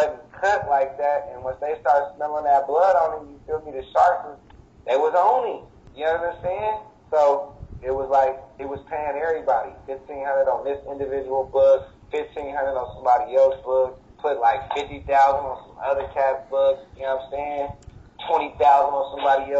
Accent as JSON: {"language": "English", "town": "Oakland", "region": "California", "country": "United States", "said": "I'm from the town"}